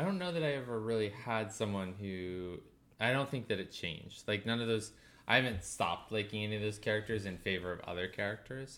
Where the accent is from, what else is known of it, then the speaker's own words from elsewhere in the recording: Maine, United States; I grew up in Maine